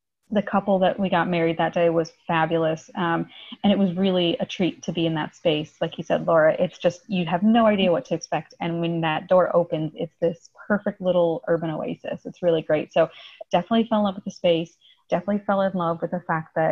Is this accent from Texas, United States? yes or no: no; Iowa, United States; also born or lived in Illinois; now in Chicago, United States; My husband and I are originally from Iowa, actually, but I was born in Illinois